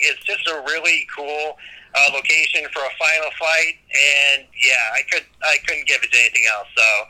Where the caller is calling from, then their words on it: Durham, North Carolina, United States; also born or lived in Indiana; I am calling in from Durham, North Carolina.